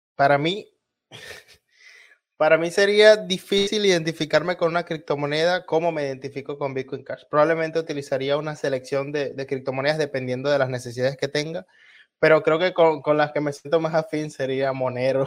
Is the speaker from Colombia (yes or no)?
no; Venezuela